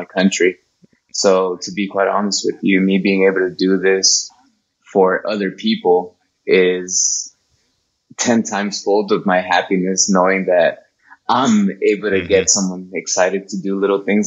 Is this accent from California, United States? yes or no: yes; Compton, California, United States; I was born in Compton